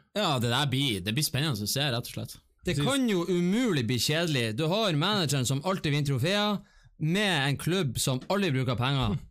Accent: Bodø, Nordland, Norway; Vi er jo fra Bodø

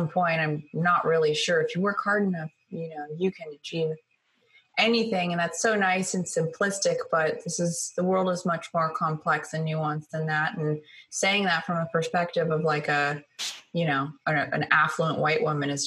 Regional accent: Sacramento, California, United States; I'm from Sacramento, California, you know, I'm from like a cow town.

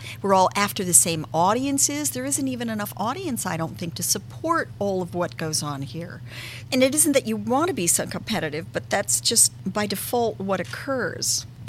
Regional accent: Bridgeport, Connecticut, United States; now in Boston, United States; I grew up outside of New York City in Connecticut.

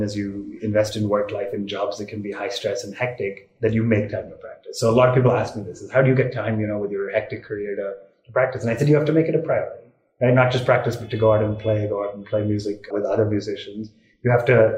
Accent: India; also born or lived in Singapore; when we moved back from Singapore to India, I think when I was 9 or 10

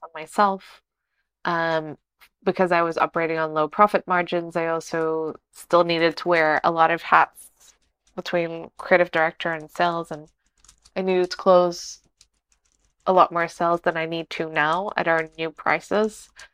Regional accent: Lisbon, Portugal; moved away as an adult; now in Porto, Portugal; I'm from Lisbon.

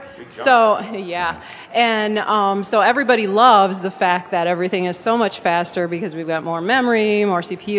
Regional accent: Milwaukee, Wisconsin, United States; I'm from Milwaukee, Wisconsin.

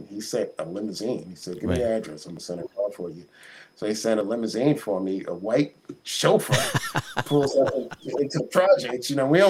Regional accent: New York, United States; growing up in Harlem was just a magical experience.

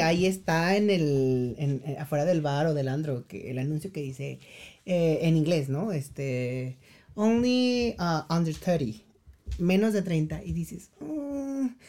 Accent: Mexico; moved away as an adult; also born or lived in South Korea; sí somos mexicanos

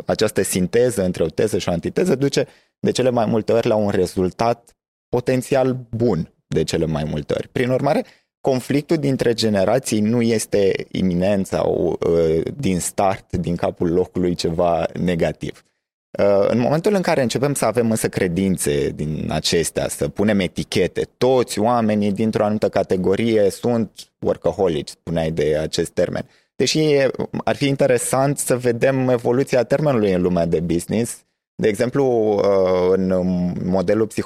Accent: Moldavia, Romania; Uh, sunt Gen Z, sunt uh, român, sunt moldovean.

